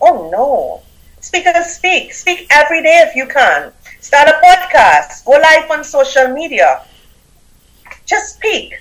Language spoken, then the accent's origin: English; Trinidad & Tobago; accent: Caribbean; now in United States; I have a Caribbean accent. I'm from Trinidad and Tobago.